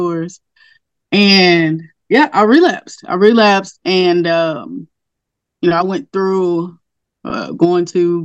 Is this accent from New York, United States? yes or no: no; Castor, Louisiana, United States; I grew up in Castor, Louisiana. It's a really, really small town